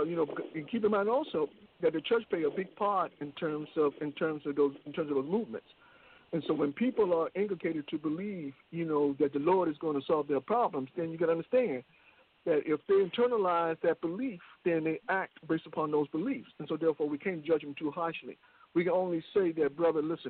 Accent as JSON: {"language": "English", "town": "Richmond", "country": "United States", "tie": "born or raised there", "said": "we grew up in Richmond."}